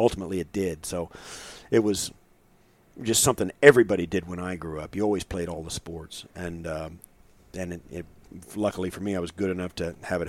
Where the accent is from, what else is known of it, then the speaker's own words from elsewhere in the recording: Kansas, United States; And in Kansas at that time, in the part of the state where I was kind of growing up, there was football in the f